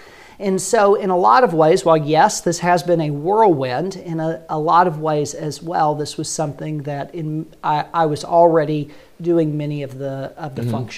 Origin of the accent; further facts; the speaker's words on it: the South, United States; accent: Southern twang; also born or lived in Nashville / Birmingham / Jackson, Mississippi / Atlanta; I'm originally from the South. I may still have a bit of that twang.